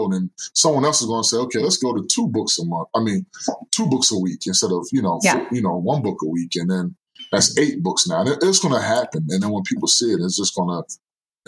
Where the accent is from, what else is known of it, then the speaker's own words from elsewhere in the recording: Norristown, Pennsylvania, United States; moved away; my hometown is about 15, 20 minutes away